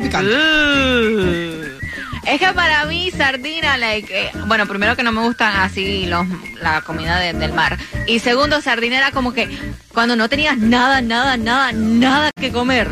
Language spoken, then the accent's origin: Spanish; Colombia; moved away